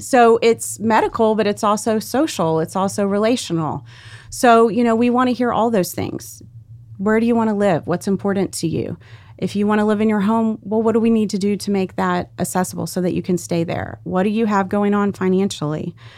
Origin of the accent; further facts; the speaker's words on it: South Louisiana, United States; I grew up in South Louisiana